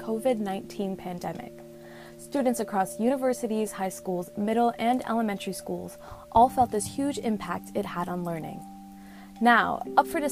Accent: El Cajon, California, United States; I grew up in San Diego's East County in a city called El Cajon, where I attended Valhalla High School

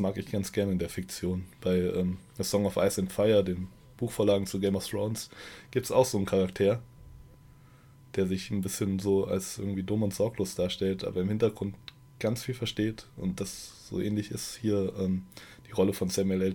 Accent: Germany; Ich als Deutscher

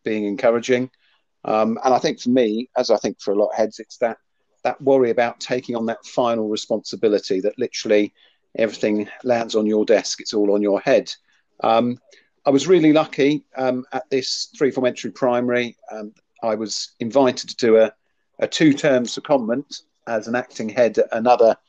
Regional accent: Jersey; moved away as an adult; also born or lived in Winchester; now in Hampshire, United Kingdom; Originally, I'm from Jersey, so I came over to the mainland, as my mum still refers to it, studied in Winchester, and ended up staying in sort of Hampshire, West Sussex area.

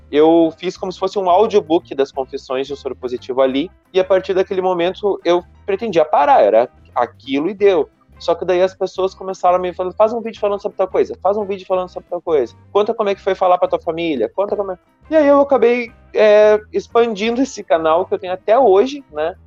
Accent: Uruguaiana, Rio Grande do Sul, Brazil; eu nasci aqui no Rio Grande do Sul, numa cidadezinha pequena que se chama Uruguaiana, que é uma cidade fronteira com a Argentina, com passo de Los Libres. E eu cresci aqui

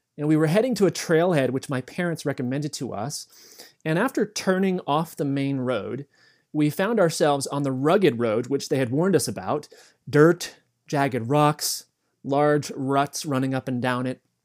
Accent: the East, East Coast, United States; both of us were born and raised in the East

